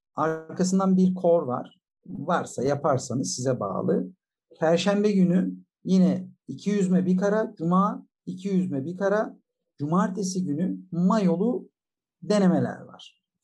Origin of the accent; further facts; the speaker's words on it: Bolu Province, Turkey; ben 1966 yılında Bolu'da doğdum